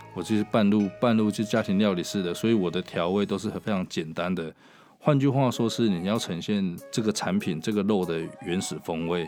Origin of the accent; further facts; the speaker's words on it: Changhua County, Taiwan; now in Taipei, Taiwan; 我在彰化长大嘛，乡下